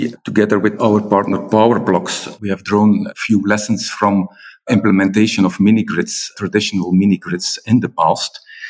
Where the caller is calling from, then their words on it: Brussels, Brussels-Capital Region, Belgium; I'm calling in from Brussels